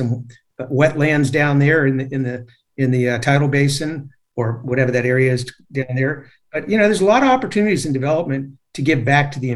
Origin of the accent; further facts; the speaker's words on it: Annandale, Virginia, United States; I grew up in Fairfax County also over in the Annandale area